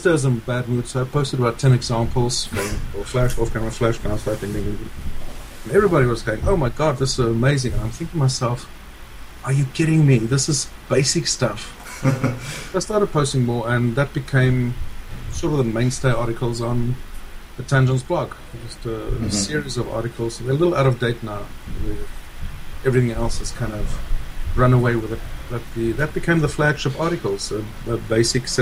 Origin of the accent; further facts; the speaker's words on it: South Africa; moved away as an adult; now in United States; I'm originally from South Africa, and we immigrated to the United States 15 years ago